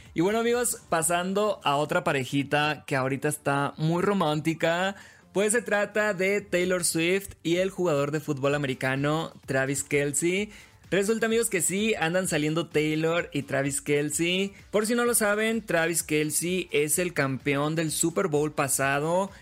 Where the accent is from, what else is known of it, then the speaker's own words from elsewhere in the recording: Los Mochis, Sinaloa, Mexico; now in Mexico City, Mexico; Yo soy de los Mochis Sinaloa